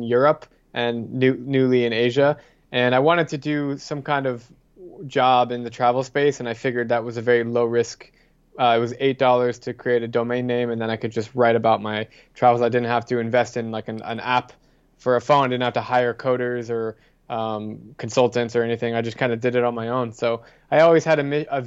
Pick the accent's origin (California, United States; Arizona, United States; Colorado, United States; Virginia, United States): Arizona, United States; Scottsdale; I'm from Scottsdale, Arizona.